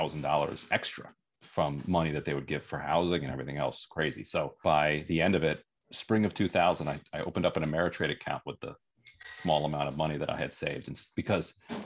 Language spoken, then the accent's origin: English; Eastern Shore of Maryland, United States; also born or lived in Allentown, Pennsylvania; I grew up on the Eastern Shore of Maryland